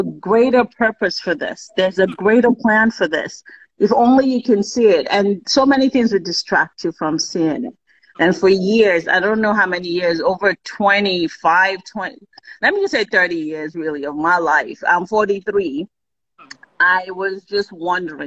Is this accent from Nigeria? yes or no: yes; Kogi, Nigeria; I'm from Kogi State.